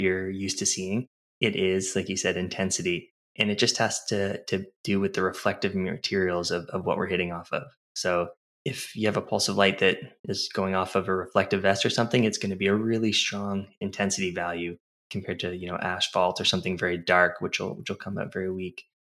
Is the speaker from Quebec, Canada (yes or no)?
no; New Brunswick, Canada; I did a geodesy and geomatics engineering program at the University of New Brunswick here in my hometown